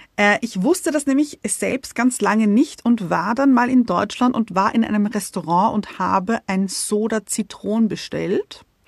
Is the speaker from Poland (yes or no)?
no; Austria; wir kommen aus Österreich